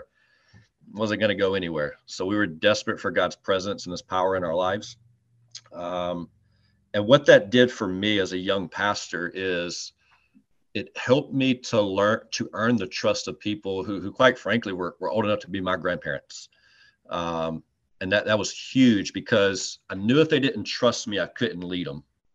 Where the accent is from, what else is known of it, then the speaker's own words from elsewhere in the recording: Greenwood, South Carolina, United States; I grew up in Greenwood, and when I was literally in diapers, my dad started taking me to Clemson games